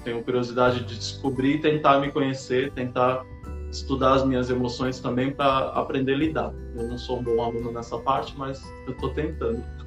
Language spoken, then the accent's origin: Portuguese; São Paulo, Brazil; eu sou de São Paulo